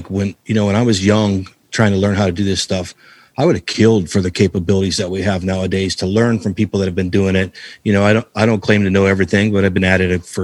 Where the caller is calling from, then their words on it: Cleveland, Ohio, United States; Uh, right now I'm in Cleveland, Ohio.